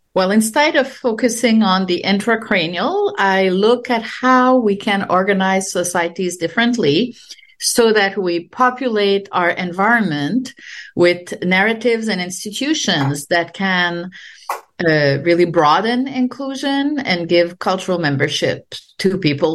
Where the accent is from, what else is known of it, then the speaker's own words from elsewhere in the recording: Quebec, Canada; English is a second language; moved away as an adult; also born or lived in France; now in United States; I'm French Canadian and uh, I grew up during the peak of the uh, nationalist movement in Quebec